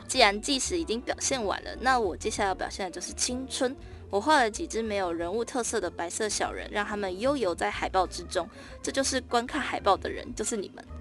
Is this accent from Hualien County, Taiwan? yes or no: no; Tainan, Taiwan; 我在台南出生嘛